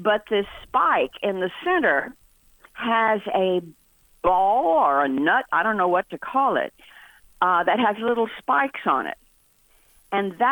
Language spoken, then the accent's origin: English; San Antonio, Texas, United States; The house I grew up in San Antonio